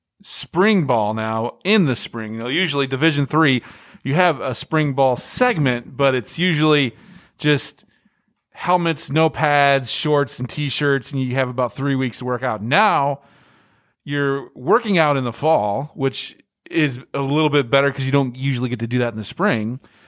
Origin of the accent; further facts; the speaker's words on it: Midwest, United States; now in Louisiana, United States; That's the something I've learned since I moved down here from the Midwest. We don't know how to cook in the Midwest.